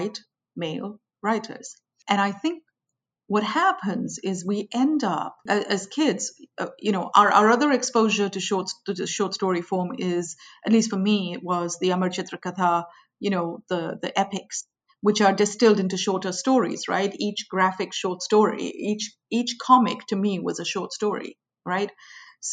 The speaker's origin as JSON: {"language": "English", "country": "India", "tie": "born or raised there", "moved": "yes", "said": "I grew up in India. I went to school in India"}